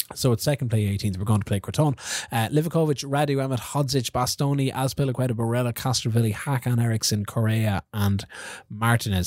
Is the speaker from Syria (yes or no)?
no; Kilkenny, Leinster, Ireland; I'm from Kilkenny